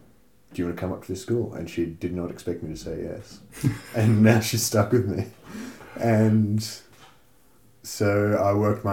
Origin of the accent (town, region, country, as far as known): Australia; moved away as an adult; also born or lived in Norway